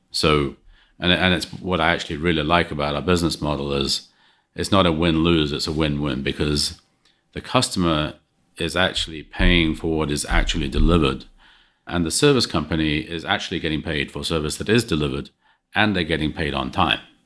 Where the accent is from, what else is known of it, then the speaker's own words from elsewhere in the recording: England, United Kingdom; moved away; growing up in England